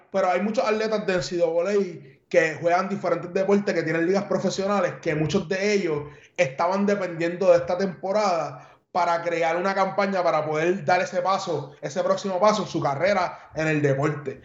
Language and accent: Spanish; San Juan, Puerto Rico; now in United States; soy de San Juan y soy cangrejero hasta la muerte